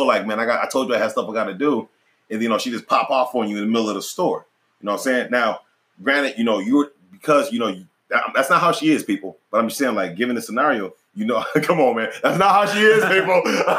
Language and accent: English; North Carolina, United States; one came from Alaska, you know, I came from North Carolina